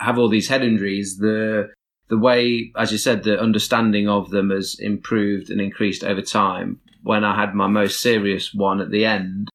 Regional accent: Nottingham, East Midlands, United Kingdom; I'm from Nottingham.

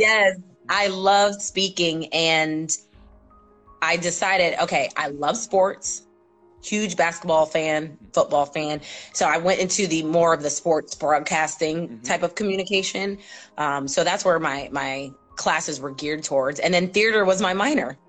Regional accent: New Rochelle, New York, United States; I am a native New Yorker. I am born and raised in New York, New Rochelle, New York

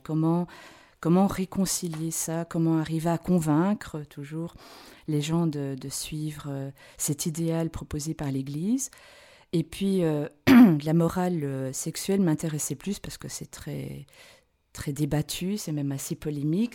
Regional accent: Belgium; moved away as an adult; now in Switzerland; je suis belge

